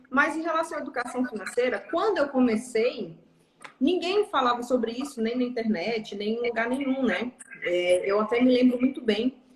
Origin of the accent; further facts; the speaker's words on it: interior of Pará, Brazil; moved away as an adult; Eu sou paraense. Eu sou nascida e criada no Pará. Hum. No interior do Pará, inclusive.